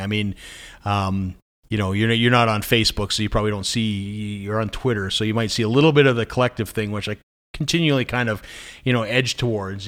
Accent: Scotland, United Kingdom; I'm from Scotland

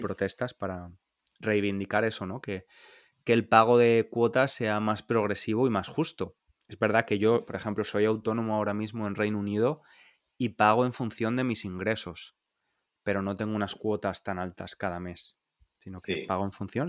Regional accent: Spain; moved away; los españoles

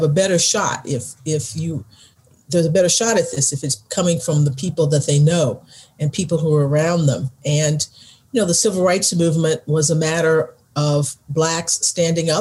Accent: Texas, United States; my home state, Texas

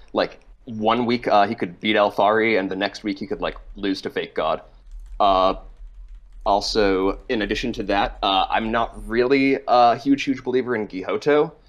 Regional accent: Massachusetts, United States; now in New York, United States; I'm calling from New York, uh, but I am from Massachusetts

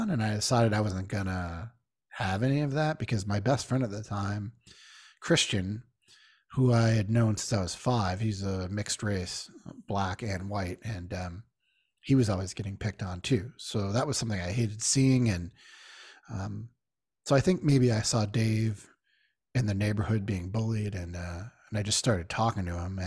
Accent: Syracuse, New York, United States; I grew up in Syracuse, New York

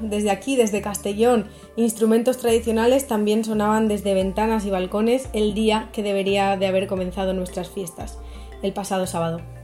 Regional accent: Chile; now in Marseille, France; soy chilena, vivo en Marsella desde hace varios años

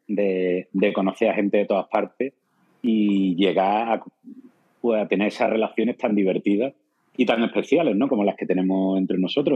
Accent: Andalusia, Spain

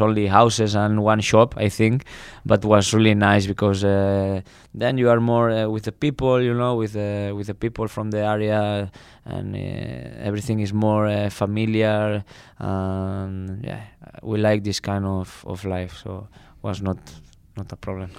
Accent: Barcelona, Catalonia, Spain; English is a second language; moved away as an adult; also born or lived in Krakow, Poland; now in Tilburg, Netherlands; I come from Barcelona, big city

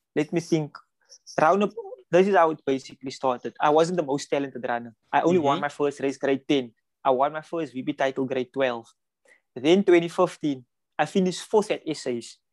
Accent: Cape Town, Western Cape, South Africa; we come from Mitchell's Plain.

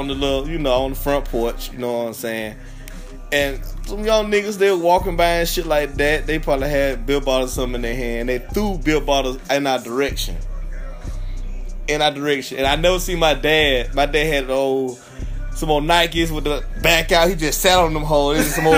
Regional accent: Montgomery, Alabama, United States; I'm from Montgomery as well.

